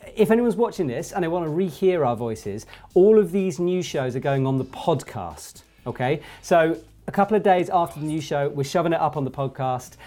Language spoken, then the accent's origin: English; England, United Kingdom; I'm an English, British climber